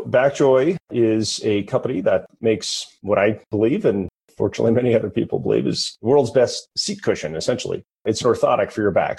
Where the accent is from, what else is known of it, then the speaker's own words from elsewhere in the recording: Detroit, Michigan, United States; also born or lived in Bethlehem, Pennsylvania; I was from Detroit. So I went back to Detroit